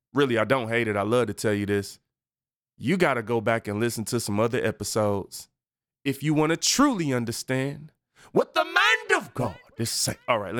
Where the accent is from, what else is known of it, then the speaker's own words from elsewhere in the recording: Detroit, Michigan, United States; I watched a live stream in my hometown of Detroit, Michigan.